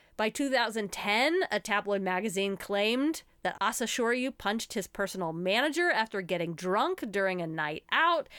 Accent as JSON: {"language": "English", "country": "United States", "said": "As American women"}